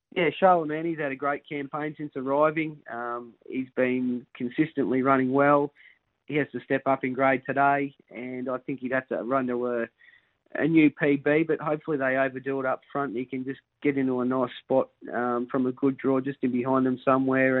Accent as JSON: {"language": "English", "town": "Somerville", "region": "Victoria", "country": "Australia", "tie": "born or raised there", "said": "I grew up in Somerville, which is not far away"}